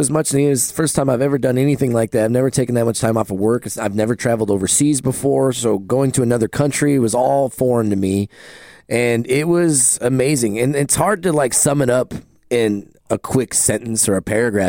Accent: United States; I'm too American.

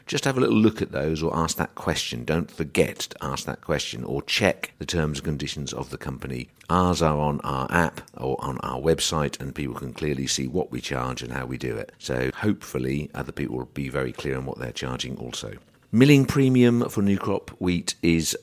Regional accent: England, United Kingdom; as English people

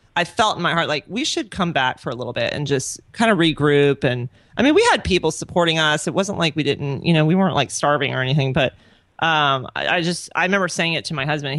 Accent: Orlando, Florida, United States; moved away as an adult; also born or lived in Pensacola / Honduras; now in Lakeland, United States; I'm originally from Orlando. I was born and raised there.

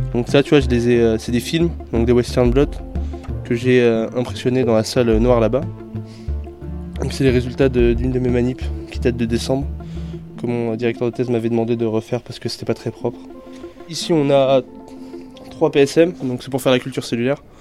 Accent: France; d'où je viens, je viens de la France

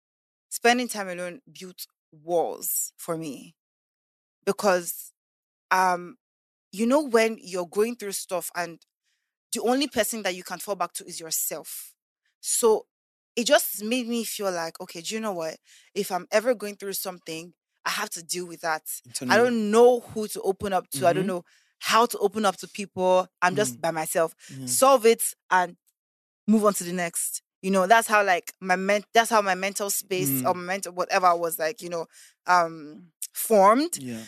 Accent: Lagos, Nigeria; also born or lived in America / Canada; So I actually grew up in Lagos. Very much sophisticated. So that's why sometimes I say I grew up in Lagos, I grew up in America, I grew up in Canada

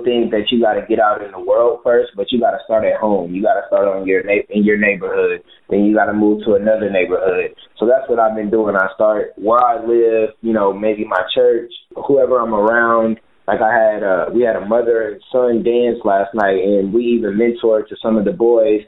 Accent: Michigan City, Indiana, United States; I'm from Michigan City, Indiana, and I grew up in the projects

